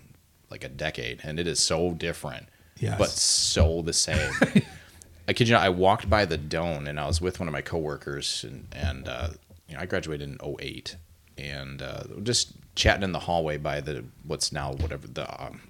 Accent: Mayville, Michigan, United States; moved away as an adult; also born or lived in Saginaw, Michigan; now in Alpena, United States; I'm an Alpena transplant. So I grew up in a little town in the Thumb called Mayville.

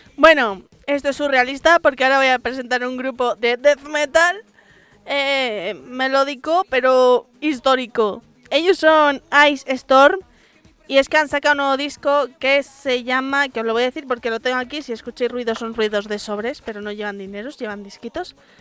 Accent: Madrid, Community of Madrid, Spain; Digo mazo porque soy madrileña

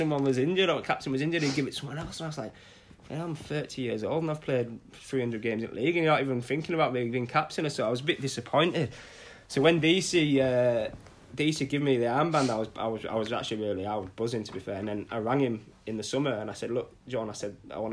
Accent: Scarborough, Yorkshire and the Humber, United Kingdom; captaining my hometown club

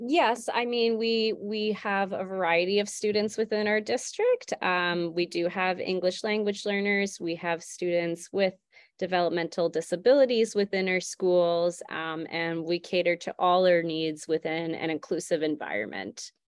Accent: St. Albert, Alberta, Canada; also born or lived in Fort McMurray; I'm originally from Saint Albert, so I ended up moving back

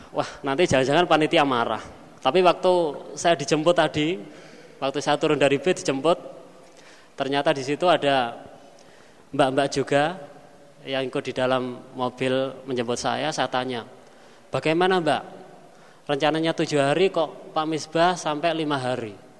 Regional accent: Kediri, East Java, Indonesia; saya lahir di Pondok

